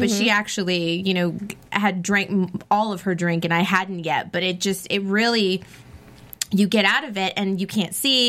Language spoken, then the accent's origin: English; Texas, United States; I'm being from Texas, I can say most people, Texans, have have really great manners.